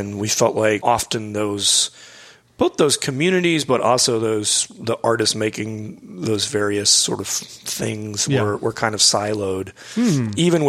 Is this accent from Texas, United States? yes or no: yes; Houston, Texas, United States; moved away as an adult; also born or lived in Midwest / London / Austin; I grew up in Houston